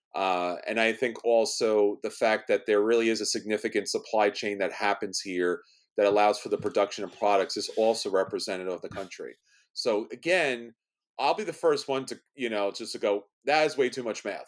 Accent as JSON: {"language": "English", "town": "New York City", "region": "New York", "country": "United States", "said": "I'm from New York City"}